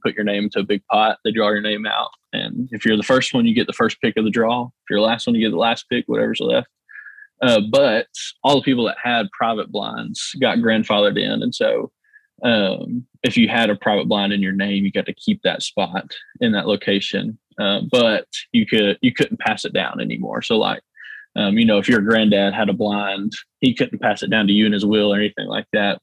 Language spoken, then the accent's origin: English; Union City, Tennessee, United States; I was born here in Union City. Lived here my whole life. Grew up just like any other kid here in Union City